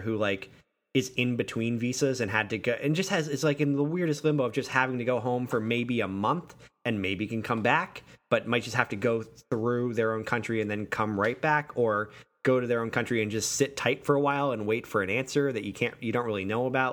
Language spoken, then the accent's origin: English; Western Massachusetts, United States; moved away; I grew up in Western Massachusetts